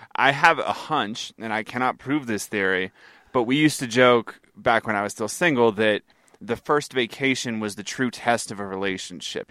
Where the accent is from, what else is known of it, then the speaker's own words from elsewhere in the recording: United States; I'm an American